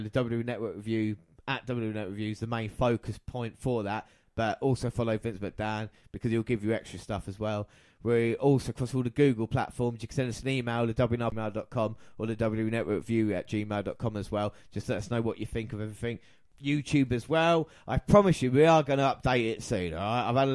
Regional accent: England, United Kingdom; us being English

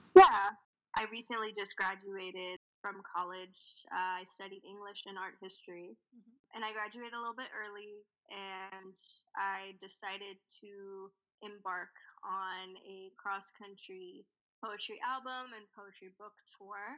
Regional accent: Nashville, Tennessee, United States; also born or lived in India; we moved from India straight to Nashville when I was six years old, mm and I'd kind of been there ever since, all through college

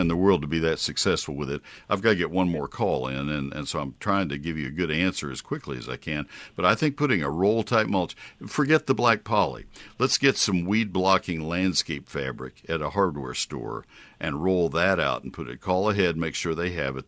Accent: College Station, Texas, United States; I grew up with it in College Station

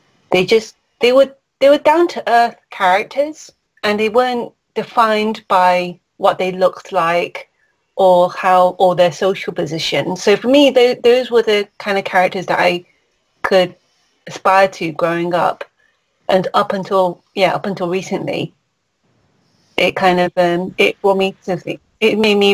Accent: United Kingdom; I'm a British born Chinese

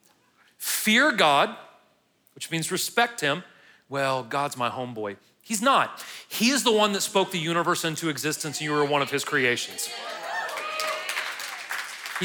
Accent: United States; I'm an American

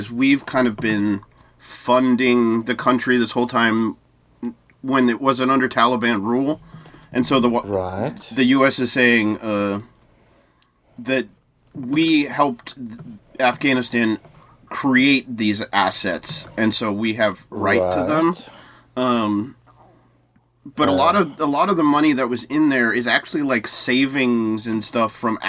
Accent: United States

